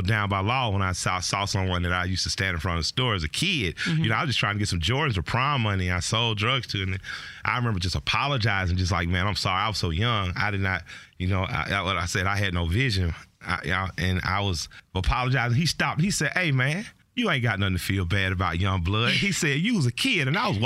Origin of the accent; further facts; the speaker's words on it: Atlanta, Georgia, United States; I'm from the West Side